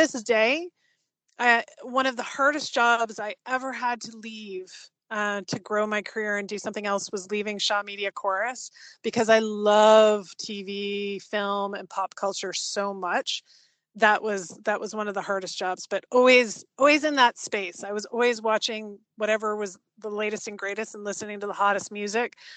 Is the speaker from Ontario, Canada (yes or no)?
yes; Dorchester, Ontario, Canada; moved away as an adult; now in Toronto, Canada; Dorchester, Ontario. It's a small little town outside of London, Ontario